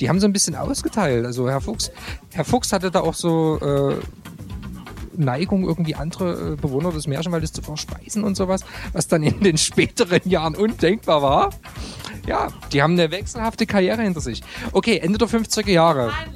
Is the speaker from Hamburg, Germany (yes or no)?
no; Dresden, Saxony, Germany; Als Dresdner kennt man natürlich logischerweise die Distillery